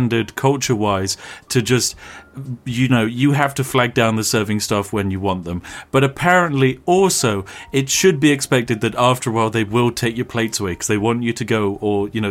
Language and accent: English; England, United Kingdom; we are classic English tourists in that we hardly speak the language